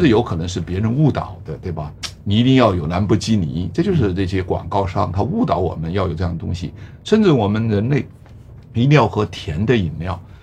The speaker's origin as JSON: {"language": "Chinese", "region": "Hunan", "country": "China", "said": "我湖南人爱吃臭豆腐"}